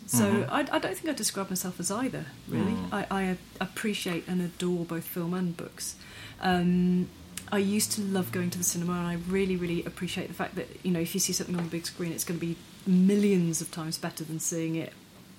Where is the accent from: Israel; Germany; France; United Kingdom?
United Kingdom; Wiltshire, South West England; now in New Zealand; I'm from Wiltshire.